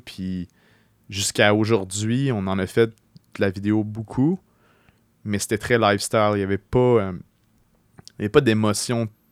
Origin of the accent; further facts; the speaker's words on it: Beauce, Quebec, Canada; moved away as an adult; now in Quebec City, Canada; j'ai grandi en Beauce jusqu'à l'âge de 17 ans